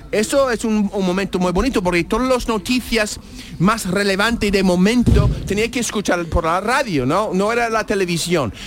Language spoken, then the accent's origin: Spanish; United States; Spanish is a second language; now in Seville, Spain; Yo soy buen americano